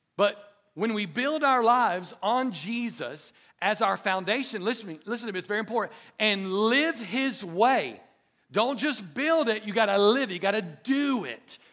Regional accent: Dothan, Alabama, United States; I grew up in Dothan, Alabama

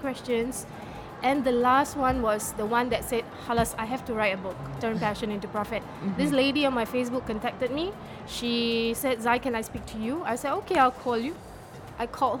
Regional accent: Singapore; I'm from Singapore

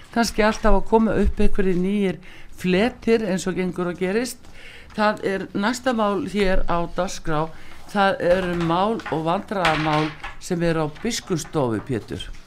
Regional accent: Iceland

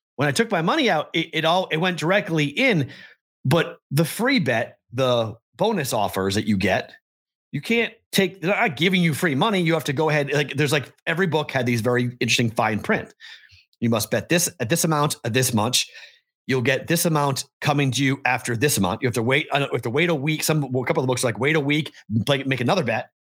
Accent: Massachusetts, United States; now in Nevada, United States; Massachusetts, my home state

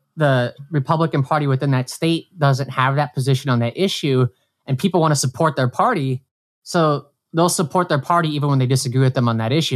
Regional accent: Brainard, Nebraska, United States; now in New York, United States; my hometown, like, Brainerd

